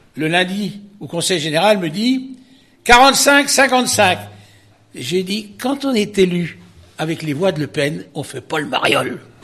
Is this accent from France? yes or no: yes; Perche, Centre-Val de Loire, France; je suis né dans le Perche, moi. Je suis né à au Perche et quand j'étais petit, comme tous les gosses de mon enfance, on allait garder les vaches